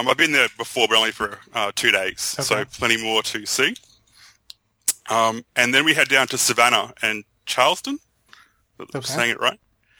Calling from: Brisbane, Queensland, Australia; I'm calling from Brisbane, Australia.

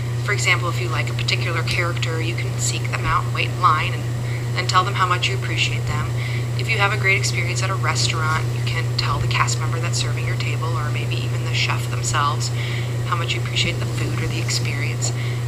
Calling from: Avon, Indiana, United States; I'm calling from Avon, Indiana

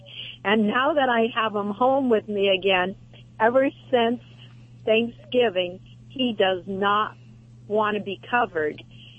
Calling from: Huntington Beach, California, United States; I'm calling from Huntington Beach, California.

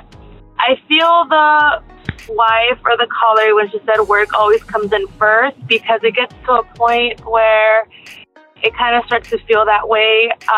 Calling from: Yuma, Arizona, United States; I'm calling from Yuma, Arizona

